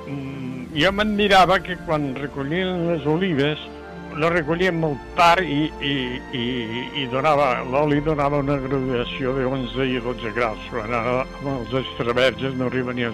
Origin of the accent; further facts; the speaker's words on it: Tortosa, Catalonia, Spain; Vaig néixer a Tortosa. Eh, Tortosa era una ruïna.